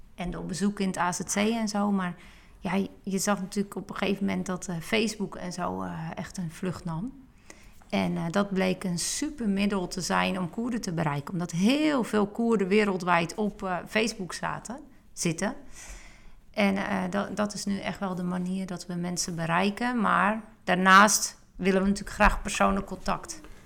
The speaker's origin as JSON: {"language": "Dutch", "country": "Netherlands", "said": "Ik ben een Nederlander"}